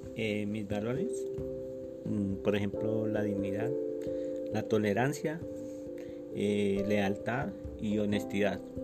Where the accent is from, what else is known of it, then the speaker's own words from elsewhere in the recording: San Gil, Santander, Colombia; Yo nací en San Gil, Santander, el 1 de octubre de 1961